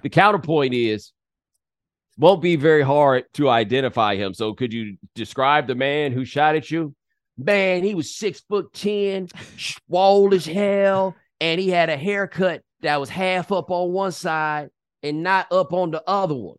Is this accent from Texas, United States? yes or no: yes; Texas, United States; I'm from Texas